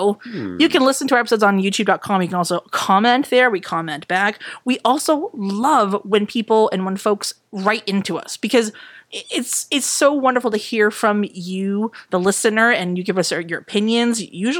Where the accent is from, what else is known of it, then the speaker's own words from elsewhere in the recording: New England, United States; we're from New England, so we do believe in jinxes.